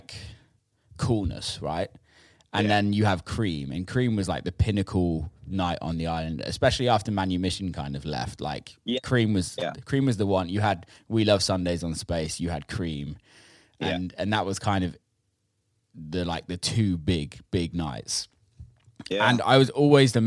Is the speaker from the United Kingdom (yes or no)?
yes; United Kingdom; I'm from the UK